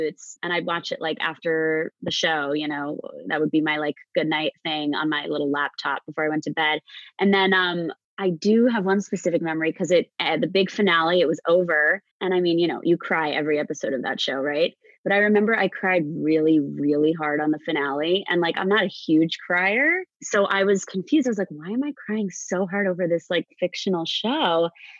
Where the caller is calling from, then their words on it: Port Washington, New York, United States; I am in Long Island, in a town called Port Washington, about 30 minutes out of New York City.